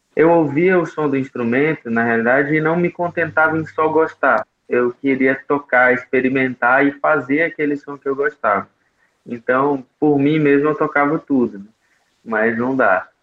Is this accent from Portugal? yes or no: no; Bela Cruz, Ceará, Brazil; now in Jericoacoara, Brazil; eu nasci em Bela Cruz, essa cidadezinha de pouco mais de 30 mil habitantes no interior do Ceará